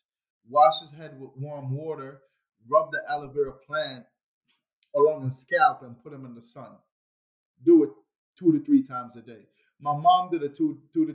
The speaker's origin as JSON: {"language": "English", "country": "Jamaica", "tie": "born or raised there", "said": "growing up in Jamaica"}